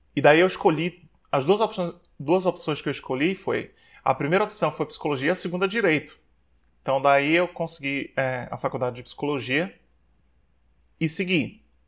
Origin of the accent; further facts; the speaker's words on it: Maceió, Alagoas, Brazil; moved away as an adult; also born or lived in Aracaju / Belém; É, nasci, fui gerado em Aracaju, mas com seis meses de idade fui para Maceió. Maceió foi onde eu me criei, por isso que sempre quando eu me refiro ao local de onde eu sou, eu digo que eu sou de Maceió.